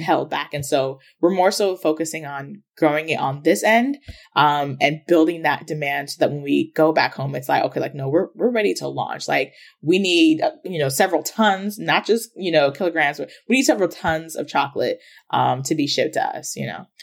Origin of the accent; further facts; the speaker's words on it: Ghana; now in United States; I'm from Ghana, which is in West Africa